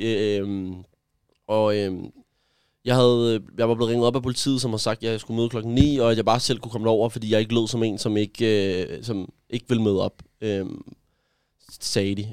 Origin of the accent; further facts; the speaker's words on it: Gentofte, Capital Region of Denmark, Denmark; jeg er vokset op i Gentofte